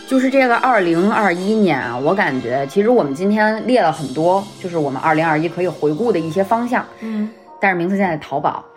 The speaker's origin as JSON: {"language": "Chinese", "region": "Beijing", "country": "China", "accent": "Beijing accent", "said": "我们的北京腔儿"}